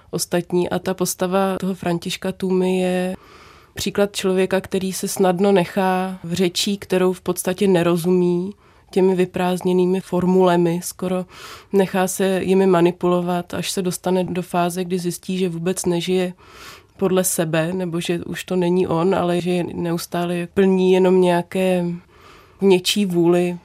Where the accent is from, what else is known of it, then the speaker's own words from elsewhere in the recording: Brdy, Central Bohemian Region, Czechia; v Brdech kde jsem se narodila, vyrůstala a žiju